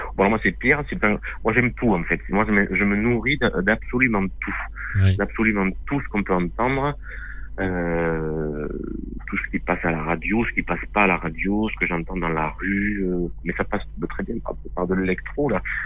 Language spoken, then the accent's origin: French; Lot, Occitania, France; On, est originaire du Lot